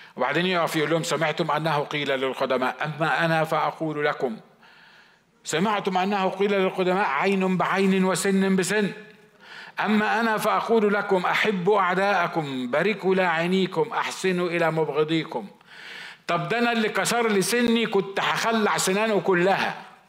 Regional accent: Upper Egypt, Egypt; moved away; انا صعيدي

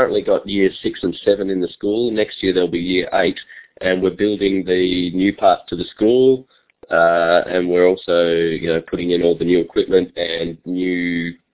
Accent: Australia; accent: Australian; my Australian accent

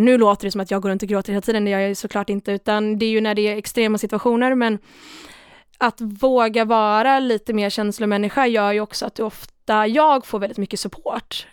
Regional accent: Sweden; Jag är från Sverige

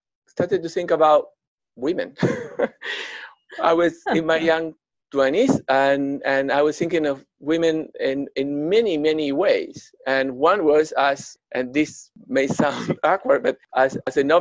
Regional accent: outskirts of Buenos Aires, Buenos Aires Province, Argentina; moved away; I was growing up in the outskirts of Buenos Aires. I'm from Argentina originally.

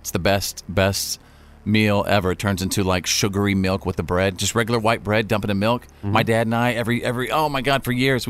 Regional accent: North Texas, United States; growing up in North Texas, and it's one of the hottest places in the country during the summer.

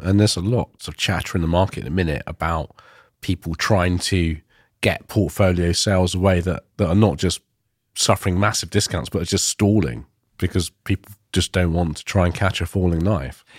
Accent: Ilford, London, United Kingdom; I grew up in Ilford in East London

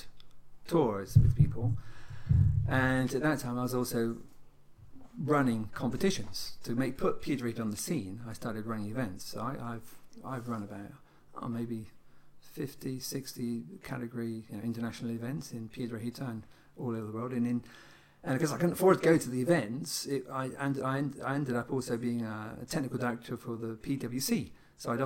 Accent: United Kingdom; moved away as an adult; now in Spain; I'm a Spanish resident, but I'm a British subject. I've got a British passport. So I live in Spain, lived there for most of my adult life now

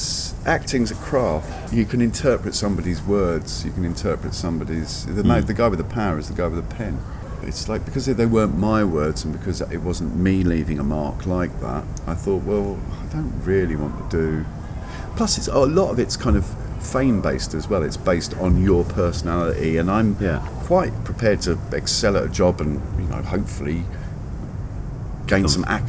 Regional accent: London, United Kingdom; Northwest London.

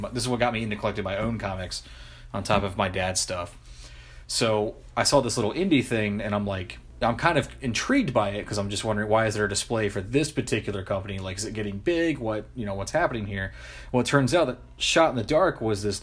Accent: United States; it was coming out of my hometown

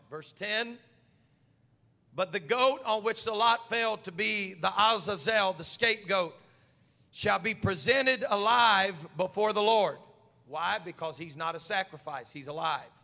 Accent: United States; we're so American

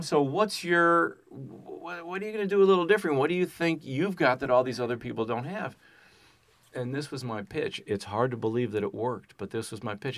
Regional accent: Chicago, Illinois, United States; I'm from Chicago

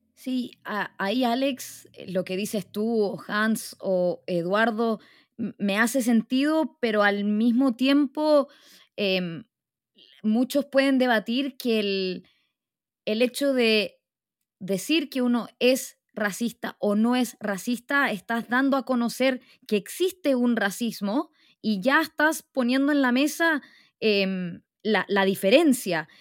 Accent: Arica, Arica y Parinacota, Chile; yo nací en Chile, yo nací en Arica

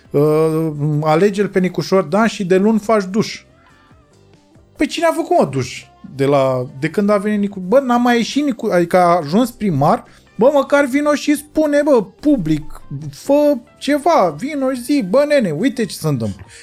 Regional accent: Romania; mie mi se pare că 10 august pentru noi ca români semnifică uh, o, o, o, un punct

